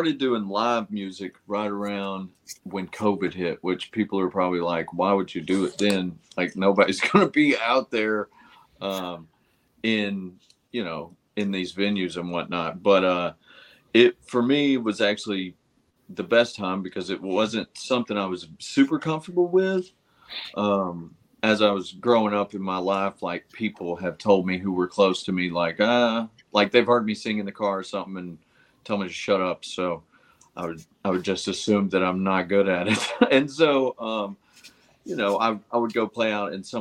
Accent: Chattanooga, Tennessee, United States; I'm from Chattanooga, Tennessee

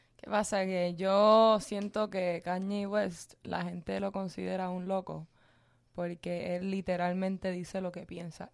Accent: Cuba; yo soy cubana

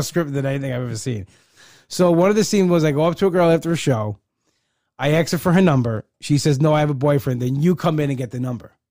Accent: Long Island, New York, United States; I come from Long Island

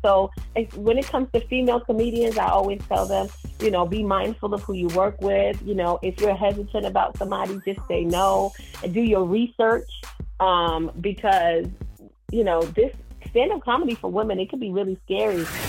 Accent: New York, United States; I'm from New York

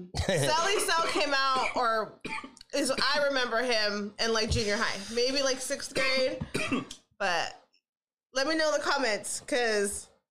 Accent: Modesto, California, United States; So I'm from Modesto. I was born and raised there.

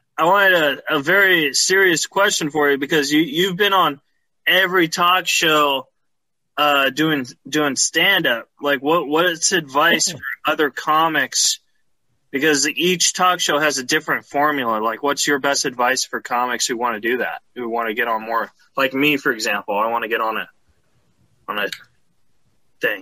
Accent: California, United States; I grew up in California

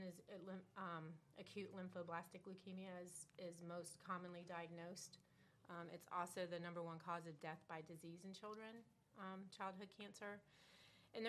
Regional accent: Juno Beach, Florida, United States; I was raised in Juneau Beach, small town, back in the late 60s and 70s

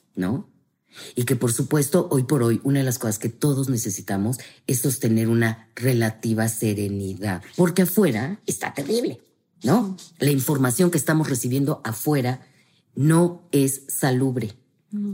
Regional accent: Mexico; como buenos mexicanos, sí somos gente de ritual

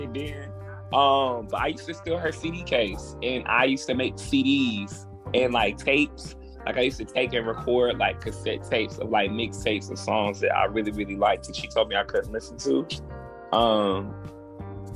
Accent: Birmingham, Alabama, United States; also born or lived in Clarksville, Tennessee; now in Atlanta, United States; I reside in Atlanta at the moment. I'm from Birmingham, Alabama, by way of Clarksville, Tennessee

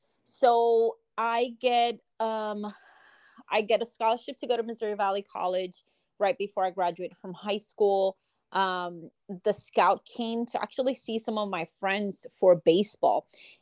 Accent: Puerto Rico; Oh, I miss home so much. I get to go. I try to go, you know, at least once a year. Or every other year. I do have my grandparents there and some family as well. I grew up with softball because my mom was part of the Puerto Rico nati

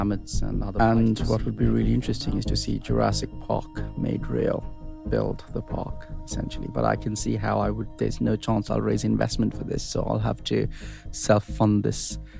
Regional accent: Sri Lanka; born or raised there

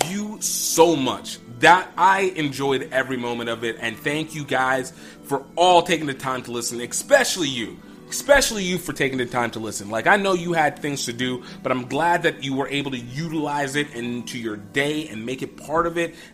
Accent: Nigeria; I'm Nigerian

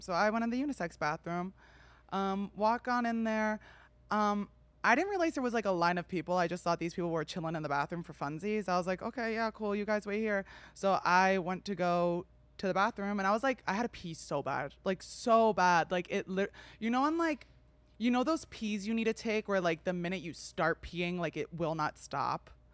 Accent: New Jersey, United States; I'm from New Jersey

